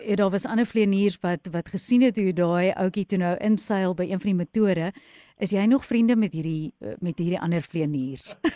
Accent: South Africa; ons as Suid-Afrikaners

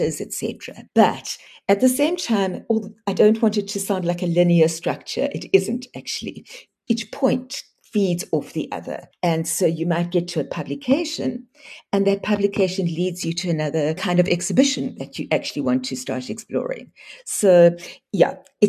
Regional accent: South Africa; as South African artists

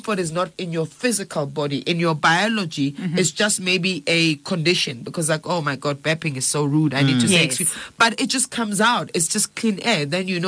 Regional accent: Johannesburg, Gauteng, South Africa; I grew up in Alex.

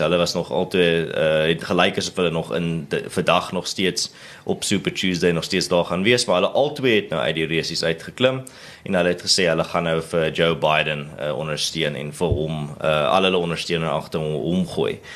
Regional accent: South Africa

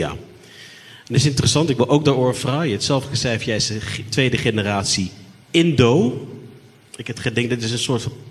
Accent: Netherlands; accent: Dutch; Eh, ik is een Nederlander, zoals jullie kan horen. Niet zoals jullie kan zien. Eh, ik is van half Arubaanse afkomst.

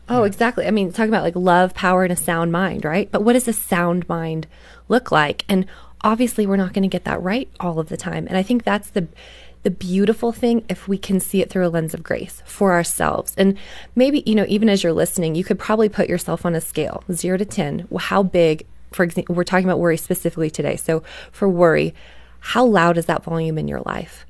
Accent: Canada; I grew up in Canada

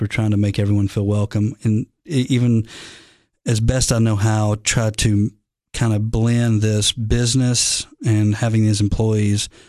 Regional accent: the South, United States; I'm from the South.

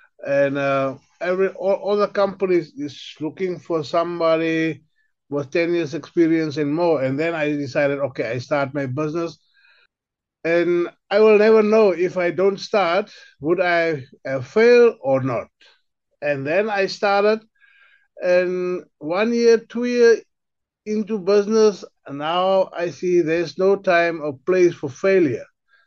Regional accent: Windhoek, Khomas, Namibia; also born or lived in Kalahari; now in Richtersveld, South Africa; I was born in the Kalahari and I grew up in Windhoek in Namibia

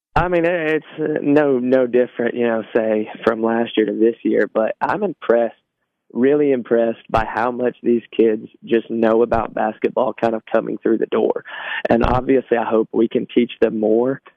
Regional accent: Trousdale County, Tennessee, United States; also born or lived in Cookeville, Tennessee; I grew up in Trousdale County, so that's a, about an hour away.

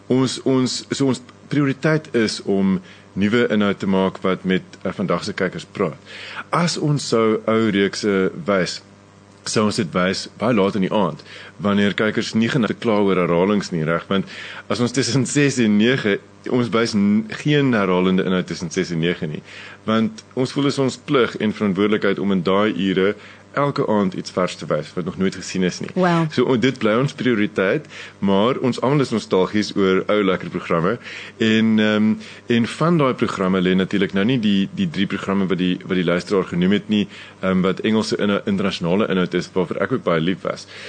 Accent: South Africa; wie ons is as Suid-Afrikaners, wie ons is as Afrikaanse mense vandag

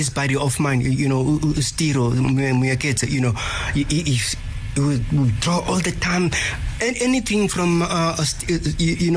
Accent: Cape Town, Western Cape, South Africa; moved away; my hometown, Cape Town

